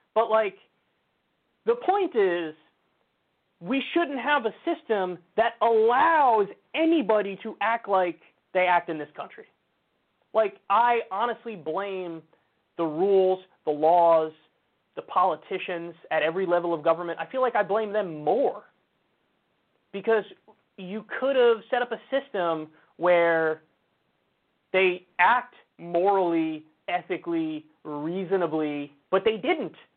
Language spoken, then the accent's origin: English; United States; I'm an American